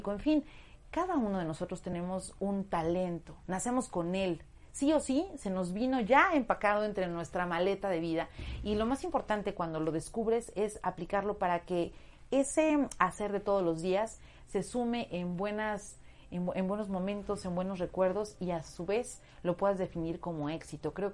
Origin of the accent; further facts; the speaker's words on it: Puebla, Mexico; Y ya sabes, yo en mi, en mi pueblo decía, no, pues un casting, no, en Puebla, uy, no, no, no, esas cosas no